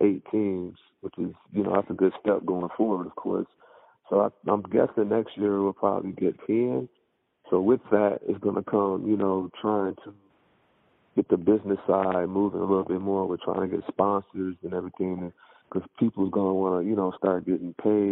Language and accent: English; Muskegon, Michigan, United States; now in Grand Rapids, United States; I'm from Muskegon, Michigan. I moved to Grand Rapids probably in 2002, maybe 2001.